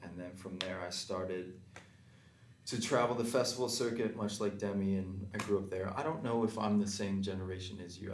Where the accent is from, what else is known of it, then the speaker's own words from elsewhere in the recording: Calgary, Alberta, Canada; I'm originally from Calgary, Alberta. I'm back there now currently. And um, for me, growing up in Calgary